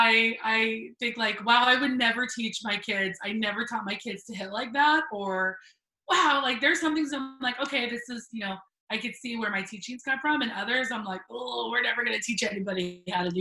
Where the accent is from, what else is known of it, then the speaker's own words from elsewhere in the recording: Cooper City, Florida, United States; I grew up in South Florida